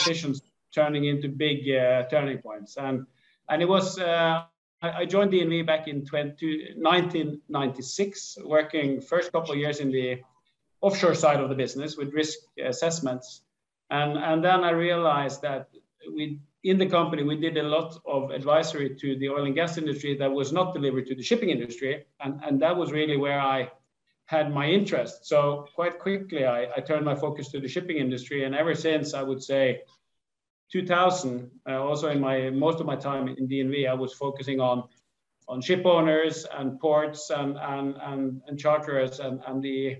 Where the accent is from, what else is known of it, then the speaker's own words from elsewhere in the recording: Askøy, Vestland, Norway; I grew up outside Bergen on an island called Askøy